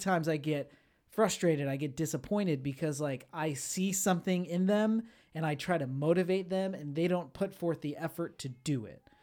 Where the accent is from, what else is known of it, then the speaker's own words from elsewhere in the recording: Florida, United States; I grew up in Florida